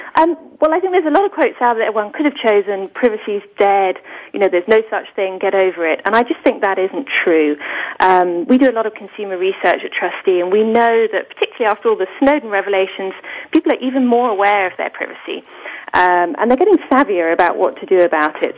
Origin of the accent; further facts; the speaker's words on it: England, United Kingdom; I'm clearly British